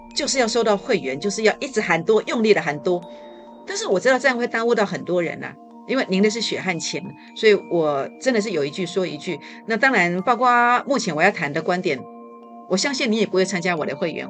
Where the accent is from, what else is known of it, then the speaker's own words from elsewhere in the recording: Taiwan; now in Taipei, Taiwan; 早期呢，呃，我们乡下种这个西瓜的时候